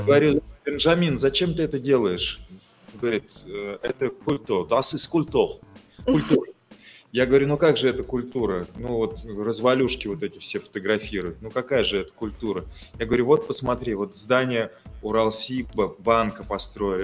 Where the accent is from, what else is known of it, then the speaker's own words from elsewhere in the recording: Ufa, Bashkortostan, Russia; как уфимец с почти 50-летним стажем